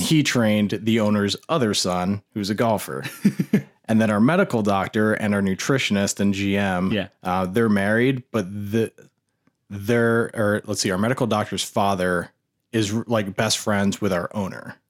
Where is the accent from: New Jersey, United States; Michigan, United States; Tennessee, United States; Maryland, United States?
New Jersey, United States; moved away; also born or lived in New Hampshire; I, grew up in New Jersey, um, beautiful area